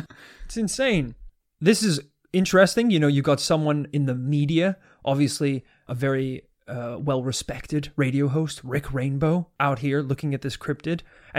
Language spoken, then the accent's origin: English; United States; I was born in America.